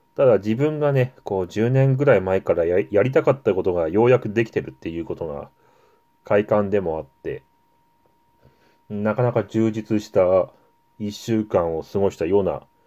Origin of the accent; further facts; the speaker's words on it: Yamagata, Japan; 私の地元山形